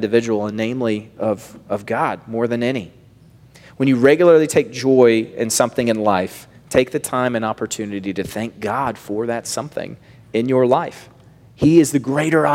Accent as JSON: {"language": "English", "region": "the South", "country": "United States", "tie": "born or raised there", "said": "I grew up in the South"}